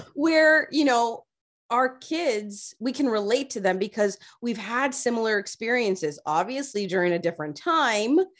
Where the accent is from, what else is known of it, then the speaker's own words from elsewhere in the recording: Toronto, Ontario, Canada; I grew up in Rexdale